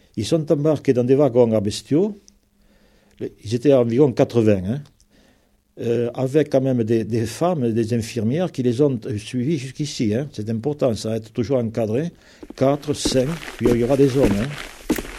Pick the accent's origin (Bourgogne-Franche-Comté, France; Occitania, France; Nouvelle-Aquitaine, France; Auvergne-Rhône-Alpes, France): Occitania, France; Lauragais; ici chez nous, dans le Logagé